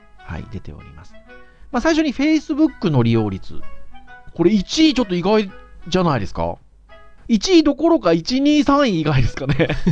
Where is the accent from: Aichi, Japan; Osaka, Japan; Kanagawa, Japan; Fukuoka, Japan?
Fukuoka, Japan; 私福岡県民なので